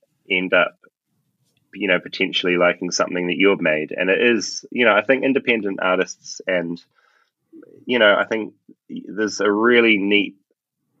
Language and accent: English; Tauranga, Bay of Plenty, New Zealand; grew up in Bethlehem